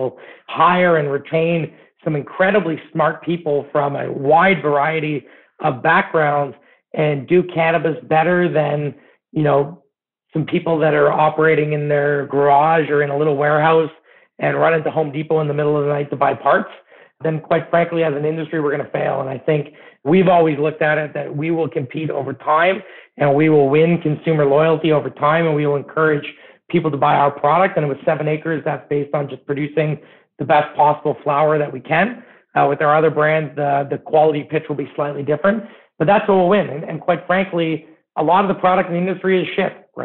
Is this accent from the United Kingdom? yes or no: no; Canada; as a Canadian